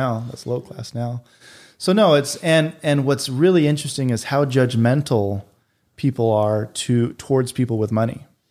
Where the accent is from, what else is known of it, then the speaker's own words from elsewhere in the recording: North Salt Lake, Utah, United States; moved away; also born or lived in Boise, Idaho / Peru; I grew up in North Salt Lake, Utah